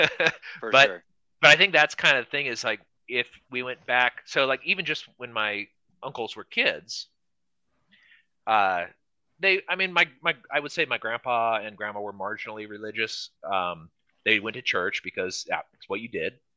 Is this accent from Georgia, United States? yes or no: no; California, United States; I grew up in California